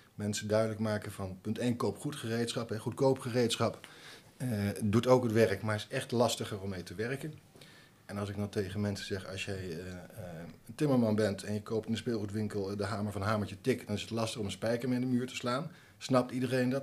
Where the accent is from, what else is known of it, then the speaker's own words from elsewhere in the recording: Nijmegen, Gelderland, Netherlands; Ik ben niet geboren in Nijmegen, maar eh, wel getogen